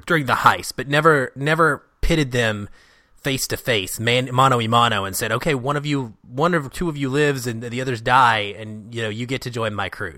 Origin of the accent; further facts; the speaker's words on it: Seattle, Washington, United States; my hometown of Seattle